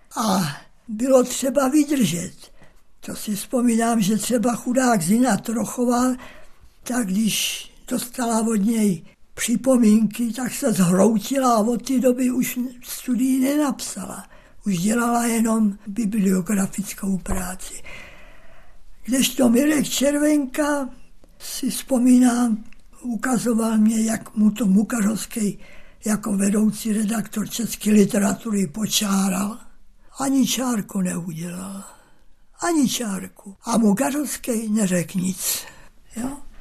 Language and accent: Czech; Sečovce, Košice Region, Slovakia; Narodil jsem se v Sečovcích na Slovensku